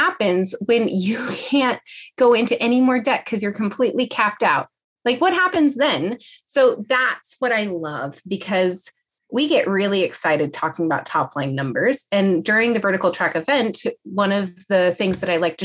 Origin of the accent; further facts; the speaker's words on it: California, United States; I'm from California.